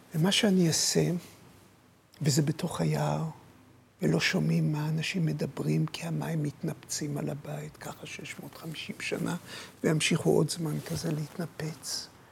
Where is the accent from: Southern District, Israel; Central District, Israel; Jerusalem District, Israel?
Jerusalem District, Israel; Jerusalem; כשנולדתי, נולדתי בירושלים, נולדתי מול החומות בתלביה